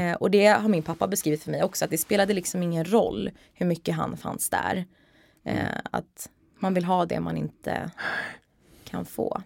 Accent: Stockholm, Stockholm County, Sweden; där är jag uppvuxen med eh, min mamma och min pappa

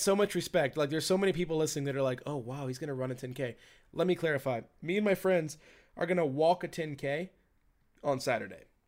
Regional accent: Virginia, United States; in my home state

